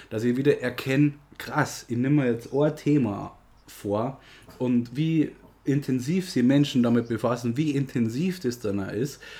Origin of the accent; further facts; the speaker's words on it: Germany; bei uns in Deutschland